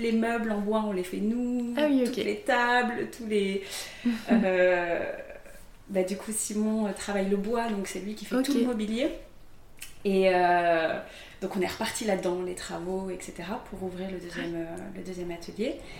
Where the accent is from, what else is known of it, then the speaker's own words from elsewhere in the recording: Aix-en-Provence, Provence-Alpes-Côte d'Azur, France; moved away as an adult; now in Paris, France; J'ai grandi à Aix-en-Provence, dans un petit village à côté d'Aix. Et j'ai fait toute ma scolarité là-bas